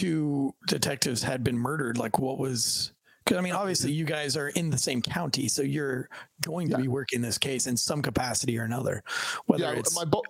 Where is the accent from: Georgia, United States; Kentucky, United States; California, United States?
Kentucky, United States; like you're in the military and I'm from Kentucky, you know what I mean?